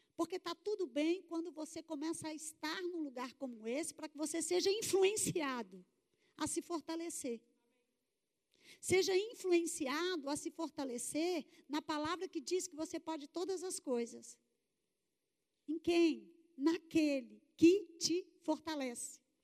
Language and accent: Portuguese; Contagem, Minas Gerais, Brazil; Sou de Belo Horizonte, Minas Gerais. Falo Belo Horizonte para ficar mais chique, né? Porque, na verdade, a cidade é contagem.